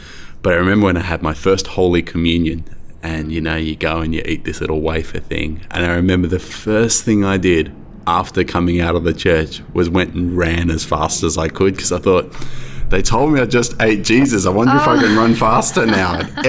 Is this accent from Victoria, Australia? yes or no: no; Sydney, New South Wales, Australia; also born or lived in Merrylands; I grew up in Winston Hills, but at the same time, I feel like I grew up in Marylands